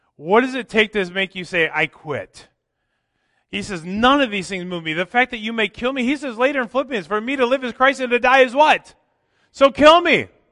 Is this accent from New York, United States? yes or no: no; Minnesota, United States; moved away; growing up in Minnesota